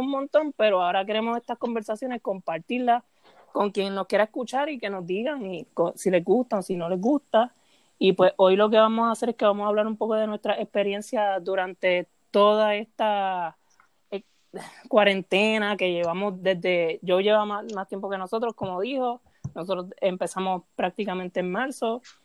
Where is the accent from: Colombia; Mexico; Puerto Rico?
Puerto Rico; soy de Puerto Rico, trabajo en un periódico de Puerto Rico.